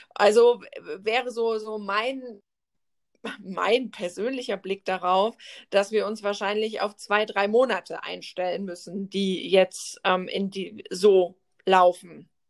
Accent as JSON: {"language": "German", "country": "Germany", "said": "bei uns in Deutschland"}